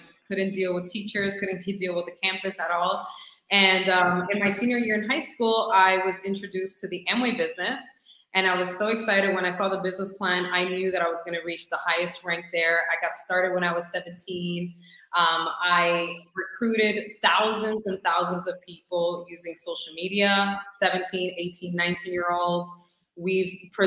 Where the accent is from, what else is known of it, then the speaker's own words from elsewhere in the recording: New York City, New York, United States; I was born and raised in the Bronx